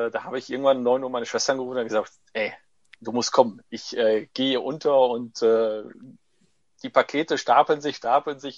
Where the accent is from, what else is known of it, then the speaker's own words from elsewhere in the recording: Corato, Apulia, Italy; German is a second language; Äh, Produkte alle wirklich in Corato, da ist meine Heimatstadt, äh, hergestellt werden.